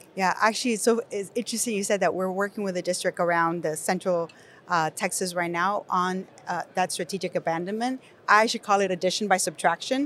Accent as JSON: {"language": "English", "country": "Nicaragua", "tie": "born or raised there", "second_language": "English", "moved": "yes", "said": "I'm an English learner, if you cannot tell from my accent, I was born in Nicaragua"}